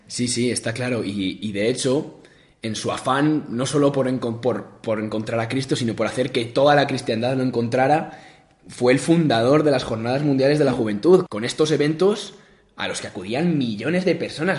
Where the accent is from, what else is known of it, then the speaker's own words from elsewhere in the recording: Cuenca, Castilla-La Mancha, Spain; fui con mi familia a la catedral de Cuenca, de donde vengo yo